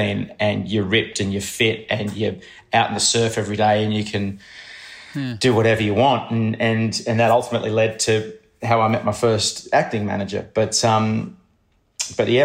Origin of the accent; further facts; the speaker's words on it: Cronulla, New South Wales, Australia; I grew up in Cronulla